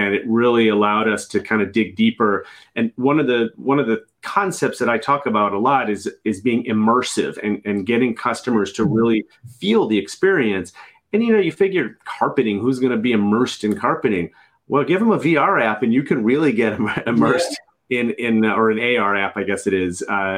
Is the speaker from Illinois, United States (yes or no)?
yes; Chicago, Illinois, United States; I'm from Chicago